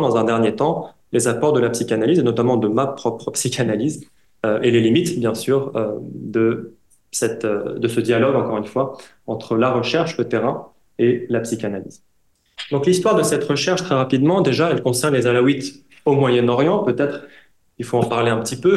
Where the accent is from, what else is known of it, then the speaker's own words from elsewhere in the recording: France; also born or lived in Syria; je suis moi-même syrien d'origine, syrien halawite, j'ai grandi en France